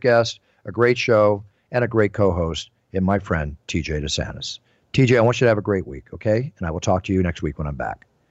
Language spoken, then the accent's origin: English; Philadelphia, Pennsylvania, United States; moved away; also born or lived in Dallas; I was raised a lot, many years in my hometown, which I consider, which is Philadelphia